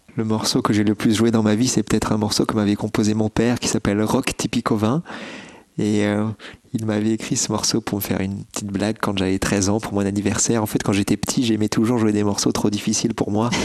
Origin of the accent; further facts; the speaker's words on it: Bordeaux, Nouvelle-Aquitaine, France; Je suis né à Bordeaux et toute ma famille habitait à, Bordeaux